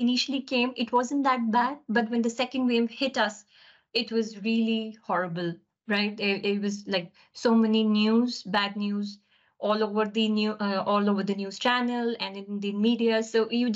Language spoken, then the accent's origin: English; India; moved away as an adult; now in United Kingdom; So growing up, my early life has been living across different cities in India. I'm basically from India